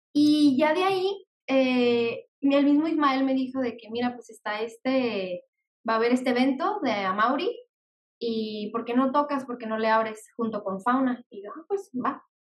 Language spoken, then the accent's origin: Spanish; Mexicali, Baja California, Mexico; soy aquí de Mexicali, Baja California